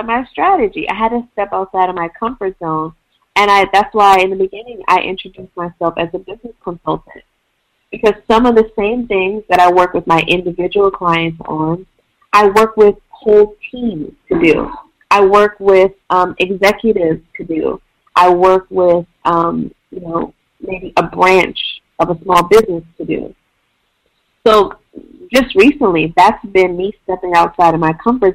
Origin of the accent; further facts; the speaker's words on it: Midwest, United States; moved away as an adult; also born or lived in Washington, D.C.; now in Portland, United States; I'm originally from the Midwest and lived in D.C. for the past 4 or 5 years